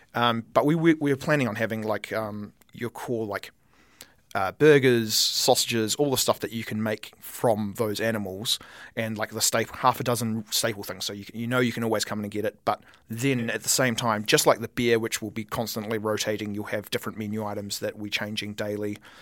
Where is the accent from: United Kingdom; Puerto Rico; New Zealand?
New Zealand; Wellington; now in Auckland, New Zealand; I'm from Wellington